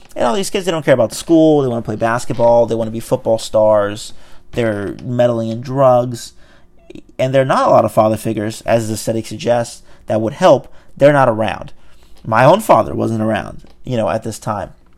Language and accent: English; Brazil; English is a second language; now in United States; I'm from Brazil. You know, my mom and I came here speaking no English